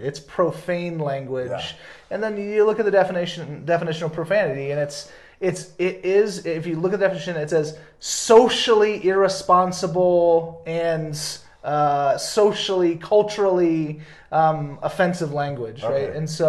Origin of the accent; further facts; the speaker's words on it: the South, United States; You know, I grew up in the South, you know, and there's a certain like, and especially like different parts of the Deep South